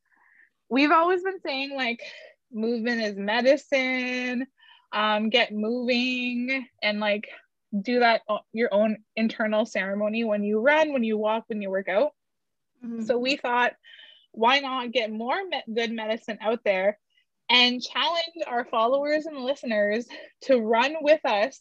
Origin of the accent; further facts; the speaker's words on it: Garden River First Nation, Ontario, Canada; now in Greater Toronto and Hamilton Area, Canada; I am from Garden River First Nation